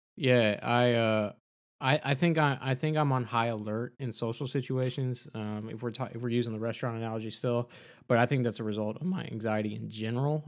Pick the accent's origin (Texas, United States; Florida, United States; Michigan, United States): Texas, United States; I'm from Texas